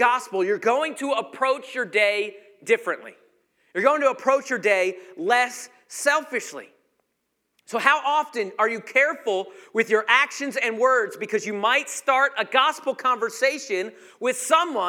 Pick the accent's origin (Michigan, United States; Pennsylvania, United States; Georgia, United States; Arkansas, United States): Georgia, United States; I was from Georgia